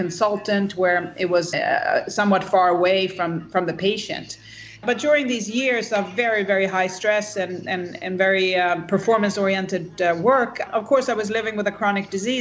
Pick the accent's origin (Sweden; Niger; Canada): Sweden; I am Swedish. I grew up in Sweden and had a pretty healthy and happy childhood